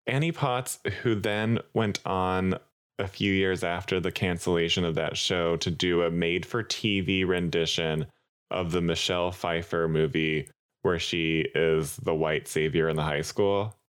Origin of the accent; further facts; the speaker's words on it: Southwest, United States; we're from the Southwest